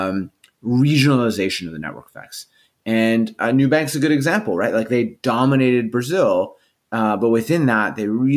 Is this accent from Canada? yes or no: yes; Canada; I'm Canadian